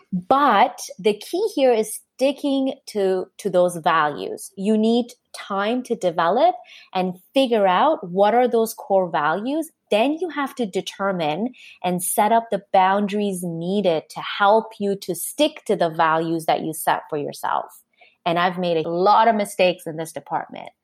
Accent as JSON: {"language": "English", "country": "Canada", "also_born_or_lived": "Japan", "said": "I'm Canadian"}